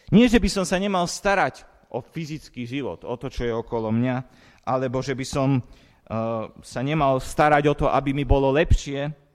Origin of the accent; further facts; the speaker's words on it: Slovakia; som sa narodil na Slovensku a nie v Amerike